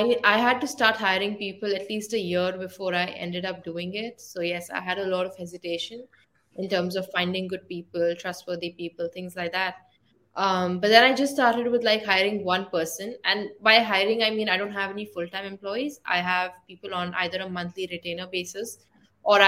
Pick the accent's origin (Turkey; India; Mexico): India; moved away as an adult; also born or lived in Ireland; I'm from India